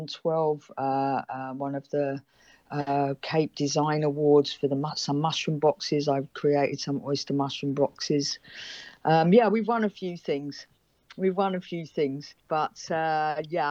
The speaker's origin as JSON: {"language": "English", "region": "London", "country": "United Kingdom", "moved": "yes", "lives_now": "Africa", "said": "a background of being a Londoner"}